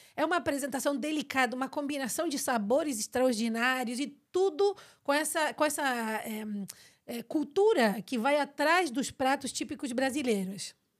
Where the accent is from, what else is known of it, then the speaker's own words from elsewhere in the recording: Argentina; Portuguese is a second language; eu sou argentina e tento falar português.